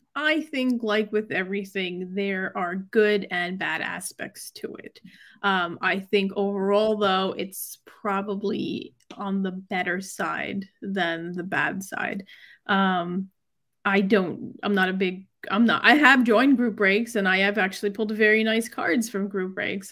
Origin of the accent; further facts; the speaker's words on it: New York, United States; I'm from New York. I lived in New York